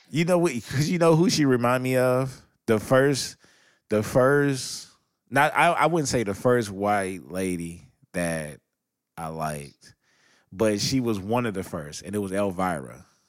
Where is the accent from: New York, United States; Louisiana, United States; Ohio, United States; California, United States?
California, United States; Los Angeles; I'm from Los Angeles, California. We have a street called Figueroa, and we have a street called Sunset